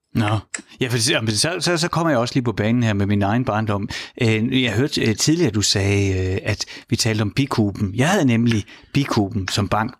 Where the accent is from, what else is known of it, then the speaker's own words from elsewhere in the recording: Horsens, Central Denmark Region, Denmark; jeg er fra Horsens